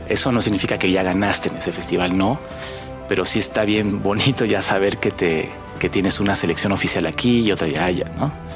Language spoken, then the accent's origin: Spanish; Mexico; visitamos como mexicanos